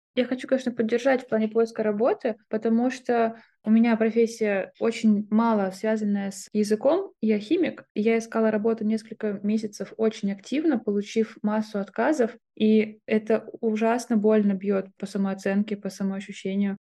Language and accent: Russian; Moscow, Russia; moved away; это был год сепарации от большого «мы», как мы россияне, и от «мы», как мы москвичи